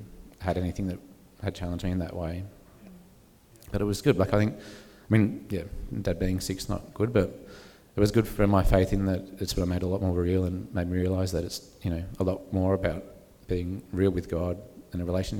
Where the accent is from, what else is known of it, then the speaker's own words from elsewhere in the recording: Sydney, New South Wales, Australia; So I grew up in Sydney